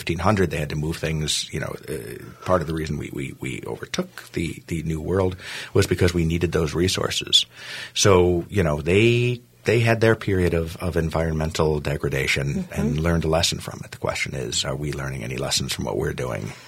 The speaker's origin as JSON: {"language": "English", "country": "United States", "said": "I was the only American through there."}